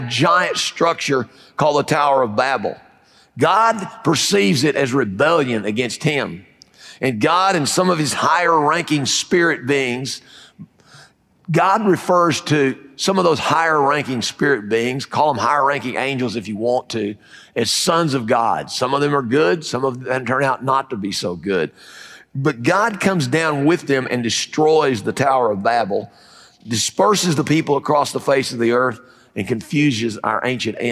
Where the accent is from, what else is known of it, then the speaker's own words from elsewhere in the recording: Fayetteville, United States; I'm from Fayetteville